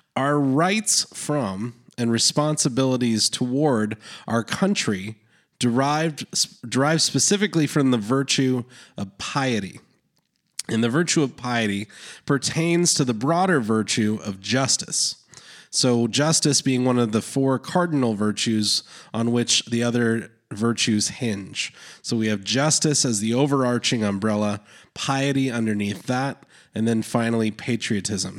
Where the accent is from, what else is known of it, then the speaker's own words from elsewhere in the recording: Canada; I was born in Canada